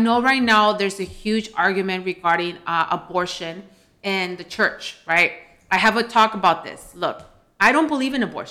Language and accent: English; United States; here from the Valley